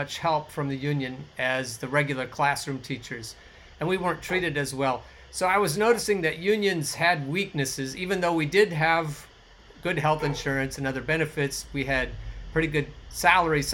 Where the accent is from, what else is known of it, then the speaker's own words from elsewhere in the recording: Oregon, United States; I grew up in the woods in Oregon. I grew up in the Pacific Northwest